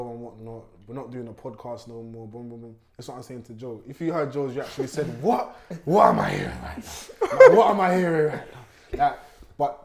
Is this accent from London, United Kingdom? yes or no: yes; London, United Kingdom; We're from West London as well